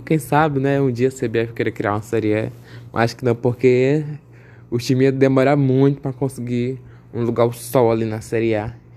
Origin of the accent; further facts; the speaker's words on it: Maranhão, Brazil; eu sou maranhense